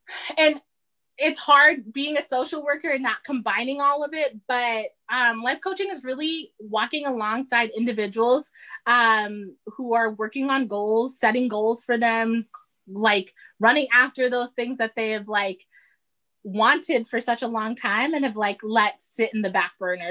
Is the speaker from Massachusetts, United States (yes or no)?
yes; Massachusetts, United States; also born or lived in Saudi Arabia; we moved straight to Massachusetts, and this is where I was raised.